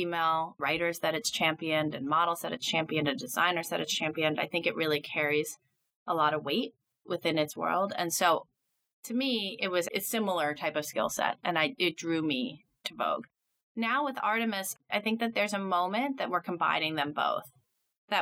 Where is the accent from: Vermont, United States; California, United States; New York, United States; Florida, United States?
New York, United States; New York City; also born or lived in Nashville, Tennessee; I grew up in Midtown Manhattan. Spent my whole life here, basically, until I went to college